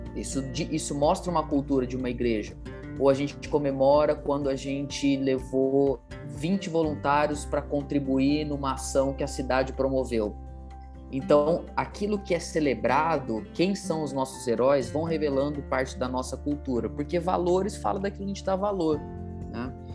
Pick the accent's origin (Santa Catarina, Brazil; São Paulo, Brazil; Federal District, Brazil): São Paulo, Brazil; Ribeirão Preto; sou natural de Ribeirão Preto, nascido, criado aqui